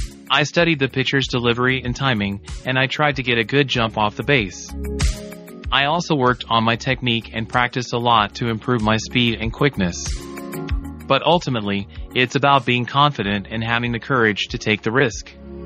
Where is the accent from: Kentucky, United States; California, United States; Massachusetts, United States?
California, United States; Los Angeles; also born or lived in Washington, D.C.; I was born in Washington, D.C. and grew up in Los Angeles.